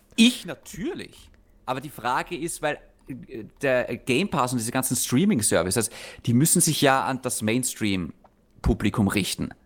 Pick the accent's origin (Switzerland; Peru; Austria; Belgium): Austria; für uns in Österreich